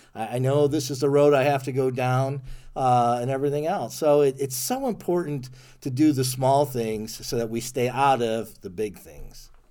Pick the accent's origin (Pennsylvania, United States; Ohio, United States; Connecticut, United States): Ohio, United States; moved away as an adult; also born or lived in Germany; I'm from Ohio originally